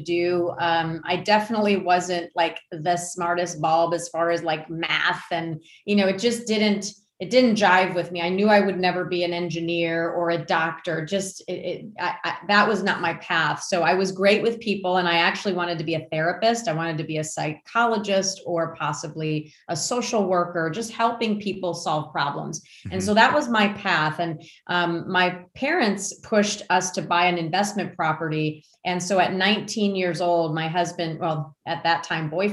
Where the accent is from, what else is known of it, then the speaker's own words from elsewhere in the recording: Warren, Michigan, United States; moved away as an adult; also born or lived in Grosse Pointe, Michigan / Harper Woods, Michigan; now in North Carolina, United States; I grew up in Warren, and we were in Grosse Pointe at the time